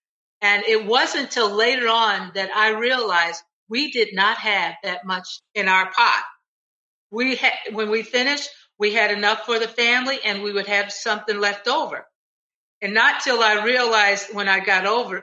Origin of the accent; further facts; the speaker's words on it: Cleveland, Ohio, United States; I had never been out of Cleveland